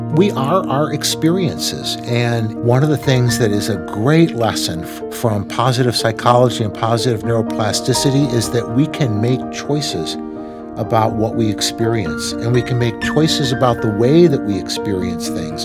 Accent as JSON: {"language": "English", "town": "Dearborn", "region": "Michigan", "country": "United States", "tie": "born or raised there", "said": "I grew up in Dearborn, which was an all-white town"}